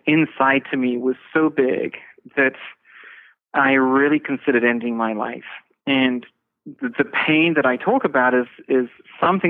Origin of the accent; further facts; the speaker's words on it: England, United Kingdom; I'm from England. You know, when I grew up, there was no internet